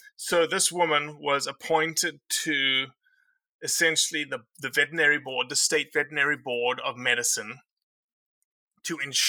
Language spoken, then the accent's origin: English; Northeast, United States; So what's the issue here, Miss? I'm from the Northeast and I know what's going on.